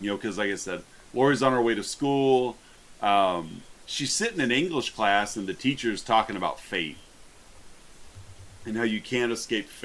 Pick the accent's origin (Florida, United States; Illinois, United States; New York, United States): Illinois, United States; Monmouth; Growing up in Monmouth